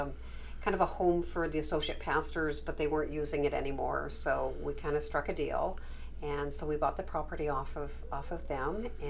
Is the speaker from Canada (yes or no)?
yes; Canada; moved away as an adult; now in United States; I think I told you I immigrated from Canada